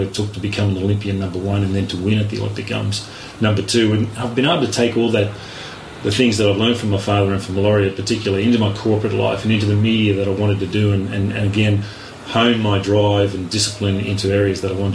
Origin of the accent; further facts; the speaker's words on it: Rockhampton, Queensland, Australia; I'm a Queenslander born and bred. Queenslander first, Australian second. I did a lot of growing up in the beautiful subtropical, town of Rockhampton.